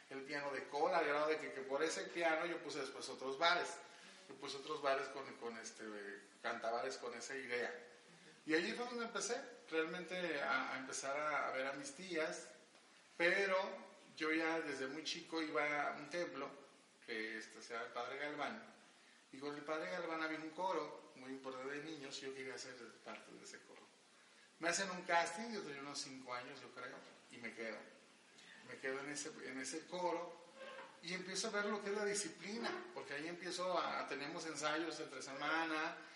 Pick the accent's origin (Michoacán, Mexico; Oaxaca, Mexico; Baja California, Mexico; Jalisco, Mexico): Jalisco, Mexico; Guadalajara; also born or lived in Mexico City; yo soy originario de Guadalajara, pero este, realmente yo nací en el DF, quiero decirte, pero nunca he vivido allá.